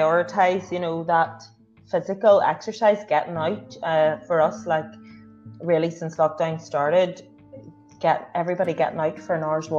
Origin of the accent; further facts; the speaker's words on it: Northern Ireland, United Kingdom; I'm an Irish redhead